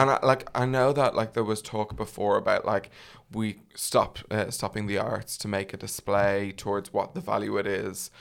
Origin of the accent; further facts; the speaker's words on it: Ireland; as an Irish man